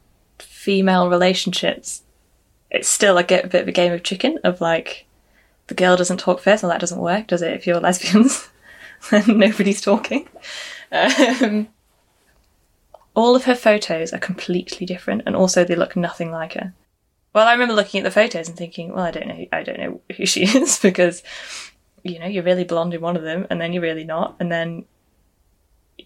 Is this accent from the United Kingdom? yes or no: yes; Preston / Blackburn, the Northwest, North West England, United Kingdom; I'm from Preston, I suppose, or Blackburn, the Northwest.